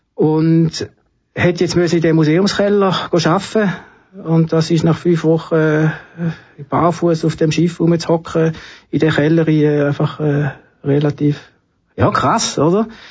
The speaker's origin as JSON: {"language": "German", "town": "Trogen", "region": "Appenzell Ausserrhoden", "country": "Switzerland", "tie": "born or raised there", "said": "Ich bin in Appenzell aufgewachsen"}